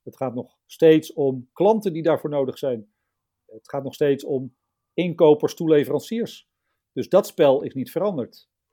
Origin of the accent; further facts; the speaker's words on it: Lisse, South Holland, Netherlands; also born or lived in Amsterdam / Sassenheim; now in Emmen, Netherlands; Ik ben in Amsterdam geboren. In, uh, in Buitenveld om precies te zijn verhuisd eh, naar eh, Lisse toen ik eh, zeven was.